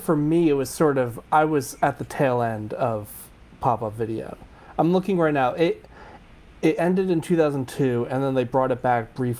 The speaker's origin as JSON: {"language": "English", "area": "Long Island", "region": "New York", "country": "United States", "tie": "born or raised there", "said": "I grew up on Long Island"}